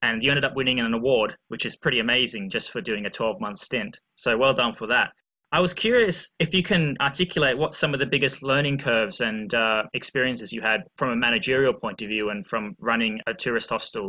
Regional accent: Australia; Being Australian myself

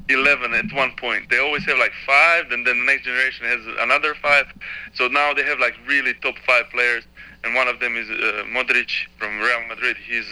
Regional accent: Serbia; So I'm from Serbia, but I know a lot about Croatia

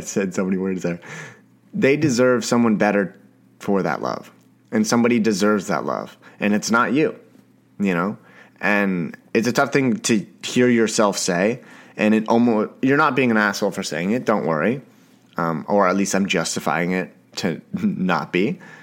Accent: Canada; I am a Canadian, Canadian boy

